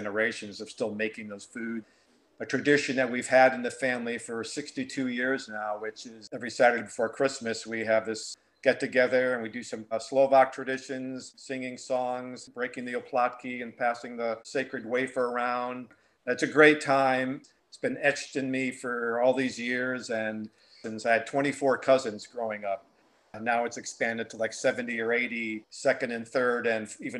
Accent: New Britain, Connecticut, United States; where I was born in New Britain, Connecticut. You know, I was baptized there. My parents were married there.

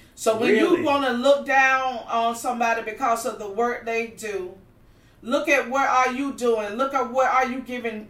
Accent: North Carolina, United States; moved away as an adult; now in Miami, United States; I was born and raised in North Carolina

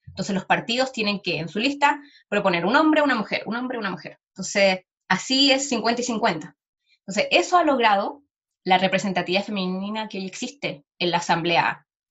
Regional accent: Chile; first language Spanish; yo también soy una feminista chilena, latinoamericana

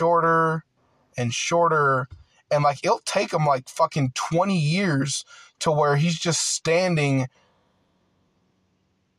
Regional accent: United States; I'm a full-blooded American. Like, I grew up here.

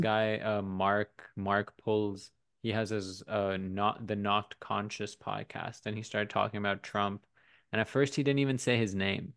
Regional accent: Pakistan; now in United States; I grew up in Pakistan

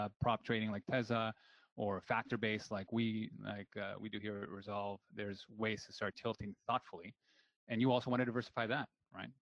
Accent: Peru; now in Canada; I came from Peru, born and raised. And the reason I emigrated to Canada

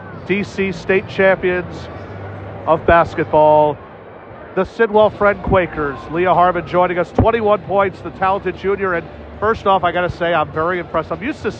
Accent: Philadelphia, Pennsylvania, United States; I'm actually from Philadelphia, but I've been a basketball announcer for 18 years

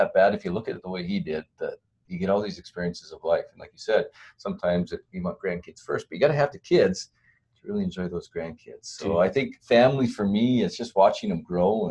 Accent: Southern Alberta, Canada; also born or lived in Edmonton; I grew up here in Southern Alberta

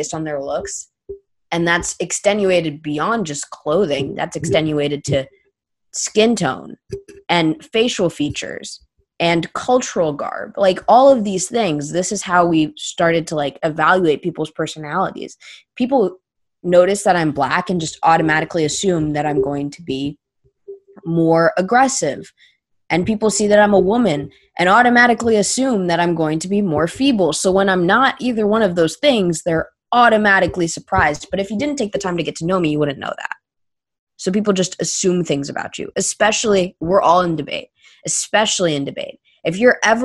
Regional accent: Florida, United States; That's my home state, Florida. That's an hour from my house

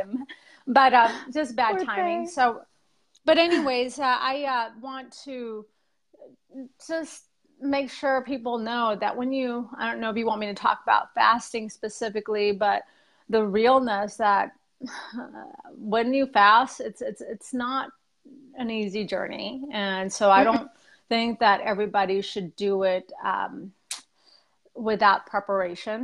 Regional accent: South Texas, United States; moved away as an adult; now in Boise, United States; But I'm originally from Texas, from South Texas.

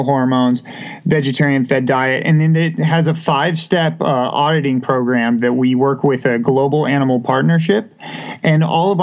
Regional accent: Colorado, United States; moved away as an adult; also born or lived in New York, New York; now in Wichita, United States; I was born and raised here in Wichita, Kansas, and then had the opportunity at age six to move out with my parents to Colorado, where I spent most of my college or high school and college years

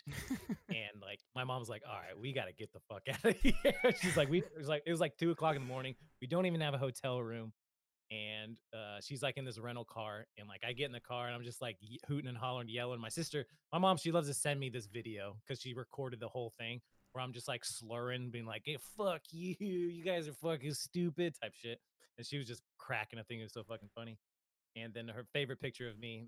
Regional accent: California, United States; moved away; I'm originally from California.

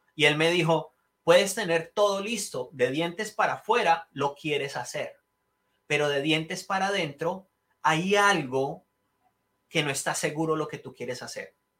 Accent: Colombia; moved away as an adult; now in United States; yo nací en Colombia, eh, nací y criado en Colombia, me vine cuando tenía 21 años

